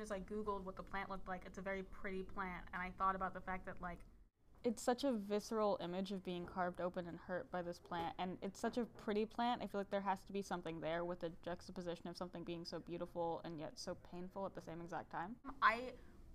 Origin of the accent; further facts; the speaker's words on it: the South, United States; accent: southern; my southern accent